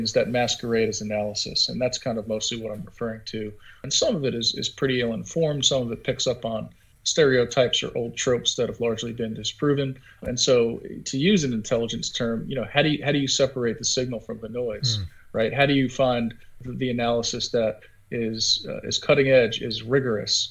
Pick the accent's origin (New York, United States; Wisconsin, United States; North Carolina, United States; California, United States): New York, United States; Long Island; I grew up outside of Queens, New York, in Long Island, and I'm from an Irish-American background.